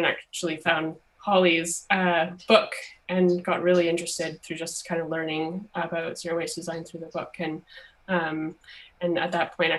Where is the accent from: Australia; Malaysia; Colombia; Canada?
Canada; Western Canada; now in Glasgow, United Kingdom; I'm actually from Western Canada, but I've been in Glasgow for the last 10 years.